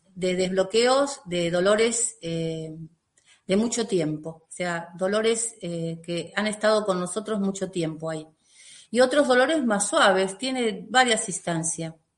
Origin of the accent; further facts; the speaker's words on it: Lavallol, Buenos Aires Province, Argentina; vivo en la Argentina, eh, y vivo en el lugar que nací, o sea, en mi pueblo, Lavallol, eh, ahí es donde yo vivo